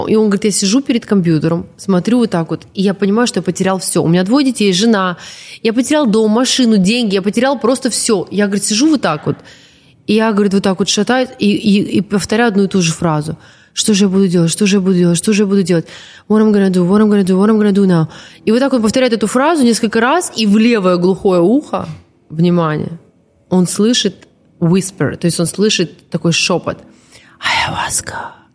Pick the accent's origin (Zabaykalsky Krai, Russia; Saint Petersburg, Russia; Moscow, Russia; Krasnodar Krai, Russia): Zabaykalsky Krai, Russia; Transbaikalia, Siberia; я, которая лежала в детстве в Забайкале, в Сибири